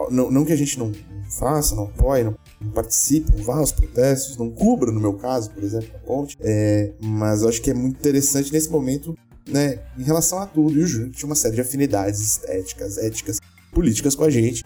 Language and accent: Portuguese; Brazil; a gente é brasileiro ainda por cima